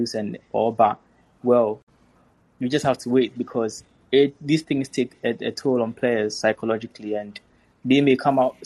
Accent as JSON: {"language": "English", "country": "Ghana", "said": "As a Ghanaian"}